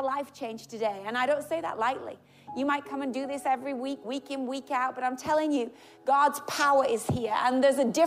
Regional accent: England, United Kingdom; I'm English.

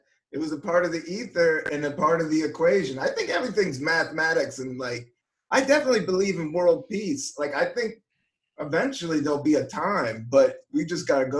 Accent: Washington, District of Columbia, United States; I was born in Northeast. I'm from shit. Northeast. But I'm old school DC. I'm 72.

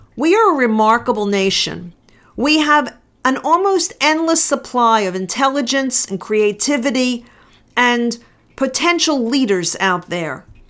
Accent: United States; I'm an American

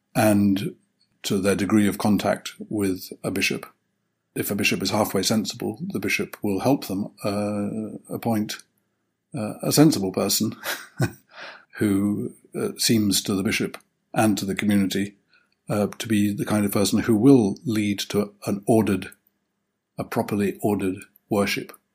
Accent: United Kingdom; as a Brit

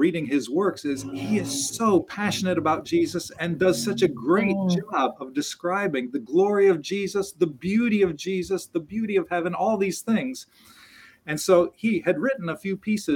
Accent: United States; I as an American

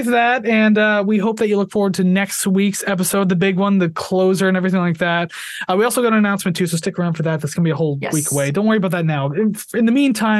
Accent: Canada; I'm Canadian

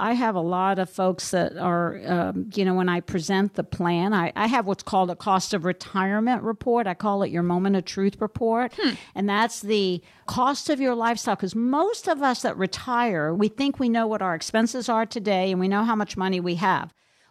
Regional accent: Minnesota, United States; and I'm from Minnesota, so they could charge more, right?

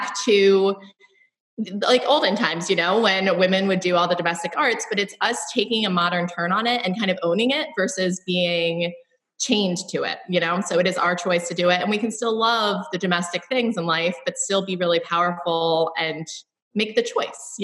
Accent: Baltimore, Maryland, United States; moved away as an adult; also born or lived in Austin, Texas; I am a local born and raised in Mayfield, just a mile from my shop. I am a proud Baltimorean

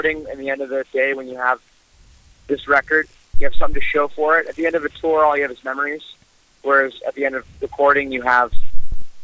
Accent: Canada; as a Canadian

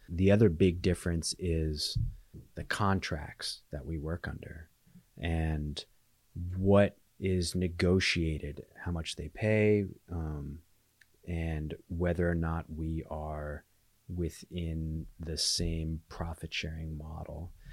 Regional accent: Alaska, United States; moved away; I was born and raised in Alaska, and I keep my house here

